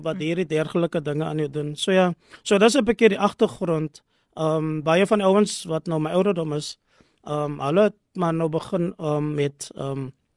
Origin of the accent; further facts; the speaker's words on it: Cape Town, Western Cape, South Africa; now in Gordon's Bay, South Africa; ek is gebore in Bishoblawes